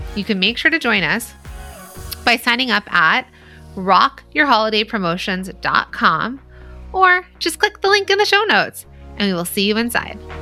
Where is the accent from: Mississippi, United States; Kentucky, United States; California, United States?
California, United States; San Bernardino Valley; I'm from the San Bernardino Valley. I'm a Valley girl, mall rat